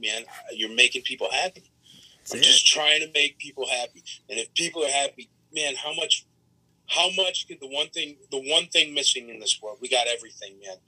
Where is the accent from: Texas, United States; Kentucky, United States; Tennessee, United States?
Tennessee, United States; Nashville; my hometown.